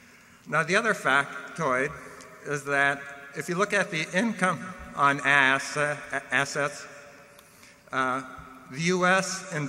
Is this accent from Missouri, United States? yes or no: yes; Kansas City, Missouri, United States; from Kansas City.